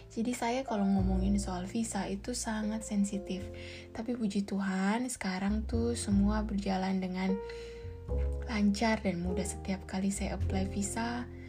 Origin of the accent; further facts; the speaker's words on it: Makassar, South Sulawesi, Indonesia; saya akan pulang ke Makassar untuk mengurus e, semua keperluan surat-surat pernikahan saya karena saya asal Makassar, lalu kami akan menikah di Bali dan dengan WNA.